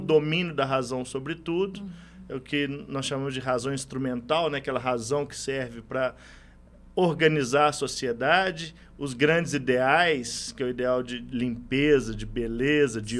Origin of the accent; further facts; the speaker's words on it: Itaúna, Minas Gerais, Brazil; Eu sou do interior de Minas, sou de Itaúna